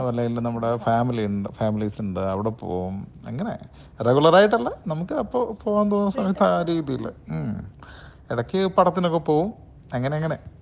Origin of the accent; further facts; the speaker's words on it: Areekode, Kerala, India; അരീക്കോടാണ് ഞങ്ങളുടെ വീട് അരീക്കോട് പൂവത്തിക്കണ്ടി എന്ന് പറഞ്ഞ സ്ഥലത്താണ് വീട്